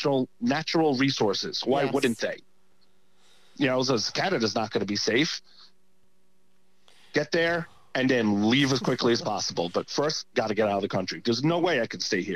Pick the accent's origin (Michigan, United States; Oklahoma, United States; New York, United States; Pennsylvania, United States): New York, United States; New York City; I grew up in New York. I grew up in, Brooklyn